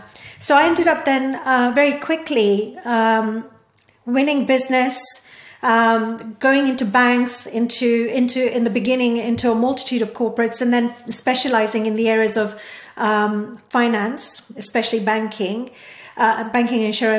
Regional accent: India; born there; English is a second language; because I was born in India and, you know, because I speak Hindi and Gujarati and, you know, I have some background to Sanskrit and stuff

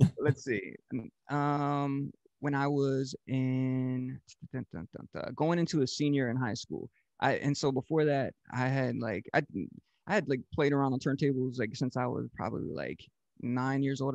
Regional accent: Georgetown, Delaware, United States; also born or lived in Rehoboth Beach, Delaware; Georgetown, Delaware um, was the official town that I grew up

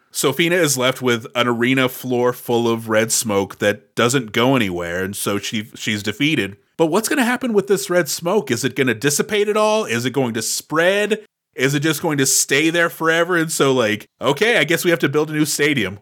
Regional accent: Houston, Texas, United States; I grew up in Houston, Texas.

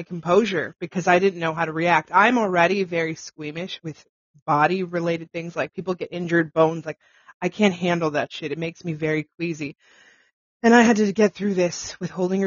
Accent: Pickering, Ontario, Canada; I'm from Pickering originally

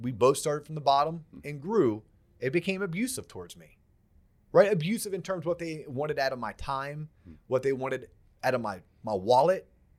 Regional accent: Florida, United States; we grew up in Florida

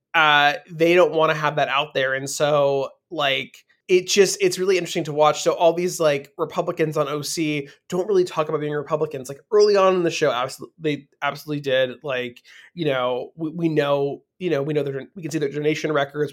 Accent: Beverly Hills, California, United States; also born or lived in San Fernando Valley, California; I grew up in Beverly Hills

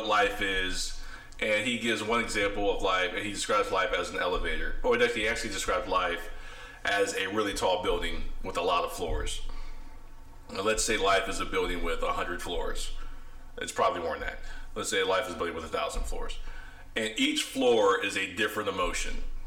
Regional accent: Ohio, United States; moved away as an adult; now in Dallas, United States; I'm from the Midwest, Ohio. So my accent may sound a little different than... the southerner

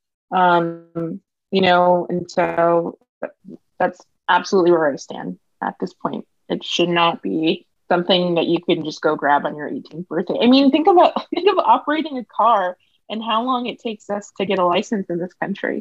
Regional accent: United States; being American

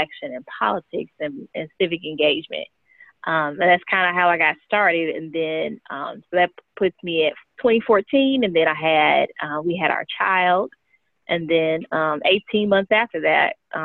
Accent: St. Louis, Missouri, United States; now in Texas, United States; I'm from St. Louis originally. I moved to Texas in 2007.

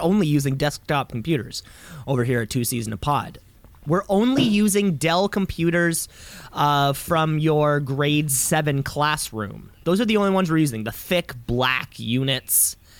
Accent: Canada; I'm Canadian

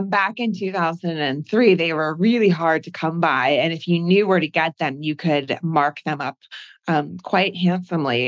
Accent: New Jersey, United States; moved away as an adult; I grew up in New Jersey, which I know gets made fun of a lot, but it's a beautiful state.

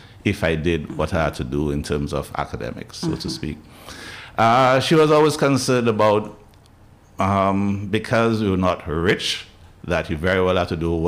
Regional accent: Roseau, Saint George, Dominica; moved away as an adult; also born or lived in Jamaica / England; now in Barbados; I was raised in that area in the High Street, around the Newtown Savannah area

